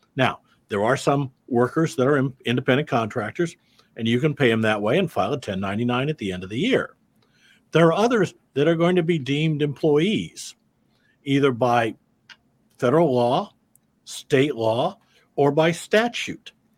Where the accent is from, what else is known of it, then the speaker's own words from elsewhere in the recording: Davenport, Iowa, United States; I'm a Midwestern boy. I grew up in Davenport, Iowa.